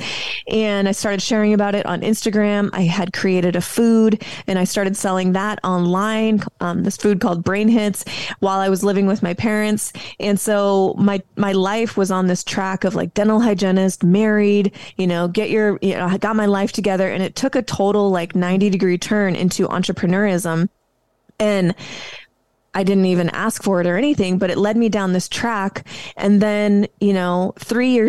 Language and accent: English; Spokane, Washington, United States; moved away as an adult; I actually moved back to my hometown, Spokane, Washington